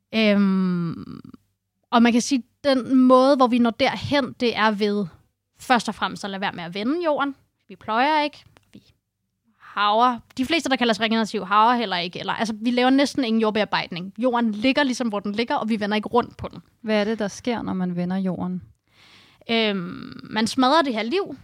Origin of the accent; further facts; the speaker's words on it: Copenhagen, Capital Region of Denmark, Denmark; moved away as an adult; now in Holbæk, Denmark; Jeg øh, er født og opvokset i Indreby i København